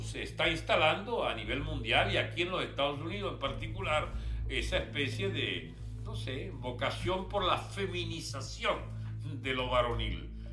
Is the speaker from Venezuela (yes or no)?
yes; Venezuela; Nosotros somos venezolanos y repúblicos